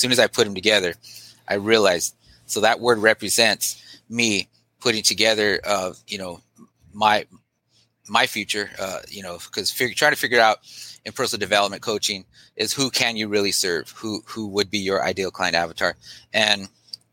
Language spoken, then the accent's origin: English; Long Beach, California, United States; also born or lived in East Los Angeles, California; where I was born in East LA, but I basically moved down to Long Beach